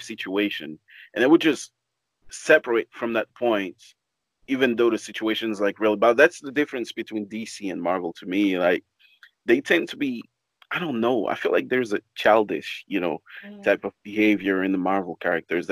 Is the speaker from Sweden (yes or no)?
no; Gabon; I come from a country called Gabon.